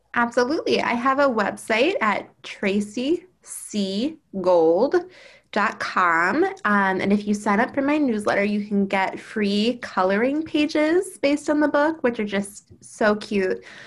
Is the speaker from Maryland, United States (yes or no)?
yes; Baltimore, Maryland, United States; also born or lived in Durham, North Carolina; I was born in Baltimore, eh, which is where I live now. Um, I've lived here my whole life, except for when I went to college at Duke University